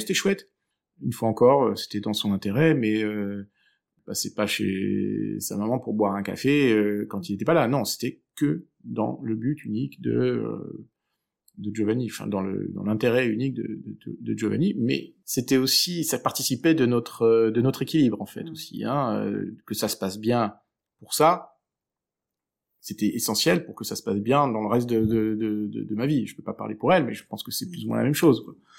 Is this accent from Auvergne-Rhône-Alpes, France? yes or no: no; Aix-en-Provence, Provence-Alpes-Côte d'Azur, France; also born or lived in Switzerland; now in Brussels, Belgium; je viens du sud de la France, euh, donc d'Aix-en-Provence